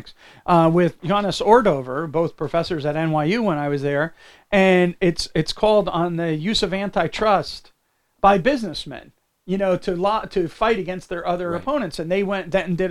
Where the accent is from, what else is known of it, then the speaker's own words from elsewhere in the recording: New Jersey, United States; I grew up in New Jersey